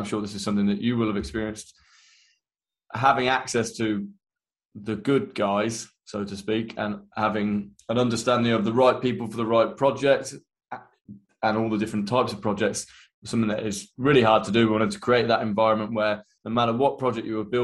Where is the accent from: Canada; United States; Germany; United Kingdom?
United Kingdom; Midlands; moved away as an adult; also born or lived in London; I am from the Midlands, and I was a quantity surveyor.